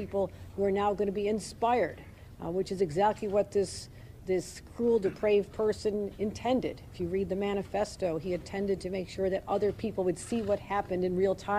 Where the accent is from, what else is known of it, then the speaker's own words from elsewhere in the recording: Buffalo, New York, United States; this is my hometown.